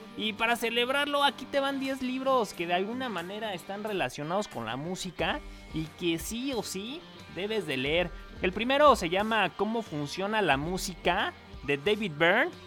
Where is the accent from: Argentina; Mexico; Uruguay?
Mexico; Mexico City; now in Phoenix, United States; Soy chilango y he crecido y sufrido con esa sensación en el estómago cuando se suba algún amante de lo ajeno al transporte público